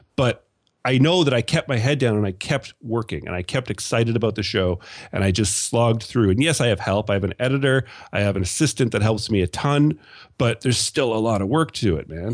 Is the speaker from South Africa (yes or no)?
no; Canada; accent: Canadian; my sexy Canadian accent